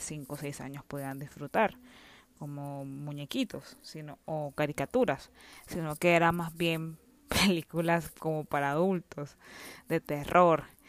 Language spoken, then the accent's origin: Spanish; Nicaragua; soy de Nicaragua